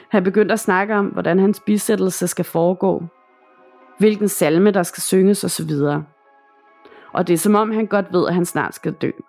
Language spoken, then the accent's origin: Danish; Northern Greenland, Greenland; Jeg vil gerne fortælle, hvad jeg oplevede, da jeg var barn i Nordgrønland, hvor jeg kommer fra.